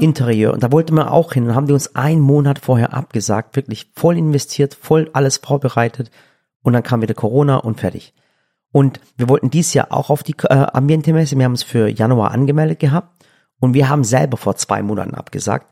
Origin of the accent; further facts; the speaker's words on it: Swabia, Germany; ich bin Schwabe